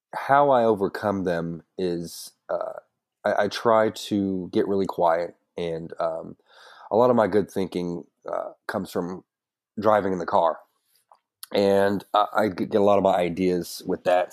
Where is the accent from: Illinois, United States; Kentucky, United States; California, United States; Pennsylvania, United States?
Kentucky, United States; Woodford County; also born or lived in Prestonsburg, Kentucky; in the middle of first grade, I moved to Woodford County